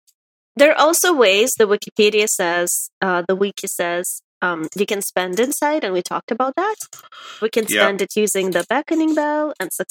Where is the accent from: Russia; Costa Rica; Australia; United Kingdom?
Russia; English is a second language; moved away; back in Russia, when we learned English